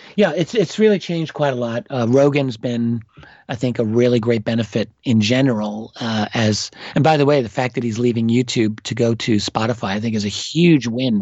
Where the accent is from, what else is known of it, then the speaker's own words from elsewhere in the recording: New York City, New York, United States; I am an American. I'm an American from New York City